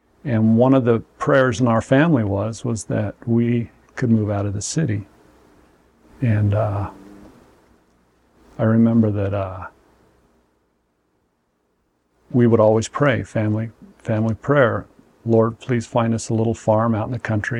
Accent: Salt Lake City, Utah, United States; I was born in 1961 in Salt Lake and born to Mormon parents. And raised right

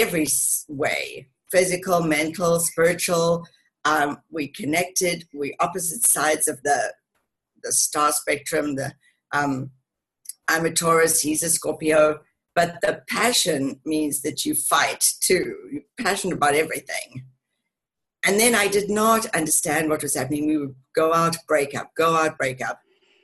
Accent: Cape Town, Western Cape, South Africa; also born or lived in England; now in Denver, United States; And I grew up in Cape Town in South Africa.

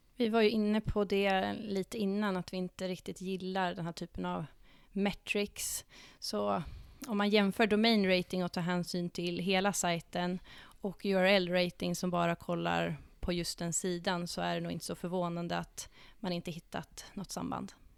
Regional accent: Dalarna County, Sweden; moved away as an adult; now in Stockholm, Sweden; Jag kommer från eh, Dalarna, men har bott i Stockholm i snart åtta år

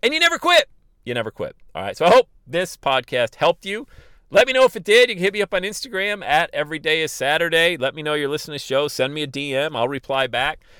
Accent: Bradford, Pennsylvania, United States; now in Cincinnati, United States; my hometown in Bradford, Pennsylvania

